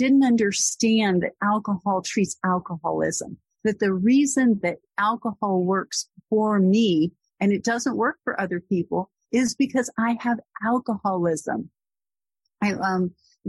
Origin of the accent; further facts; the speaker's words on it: Corpus Christi, Texas, United States; moved away as an adult; now in Boston, United States; I'm from Corpus Christi, Texas